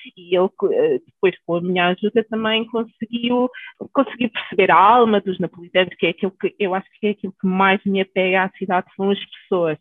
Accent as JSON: {"language": "Portuguese", "town": "Alverca", "region": "Lisbon", "country": "Portugal", "tie": "born or raised there", "also_born_or_lived": "Naples, Italy / Cape Verde (parents)", "said": "Nasci em Itália, apesar de não parecer, quem olha para mim nunca diria que tivesse lá nascido. Os meus pais são cabo-verdianos e, e, pronto, emigraram para a Itália, ainda eu não tinha nascido, depois acabei por nascer lá. E quando tinha 10 anos, 9, aliás, viemos morar para Lisboa, para Alverca, e desde aí tenho construído a minha vida aqui em Portugal"}